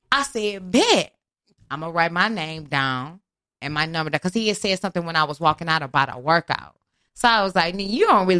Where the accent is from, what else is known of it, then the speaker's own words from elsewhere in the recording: Houston, Texas, United States; moved away; I'm from the North Side